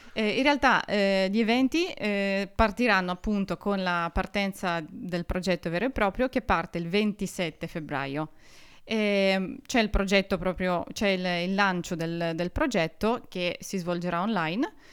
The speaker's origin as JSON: {"language": "Italian", "region": "Urals", "country": "Russia", "first_language": "Russian", "second_language": "Italian", "moved": "as an adult", "lives_now": "Trento, Italy", "said": "io sono di origine russa, vengo dalla fredda Russia, ovvero dagli Urali, e vivo in Italia da quattro anni e mezzo più o meno"}